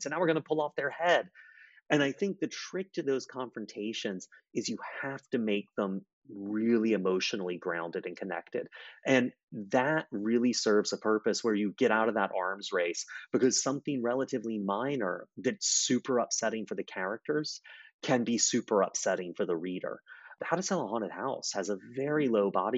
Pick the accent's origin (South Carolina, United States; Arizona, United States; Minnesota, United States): South Carolina, United States; Charleston; In Charleston, where I'm from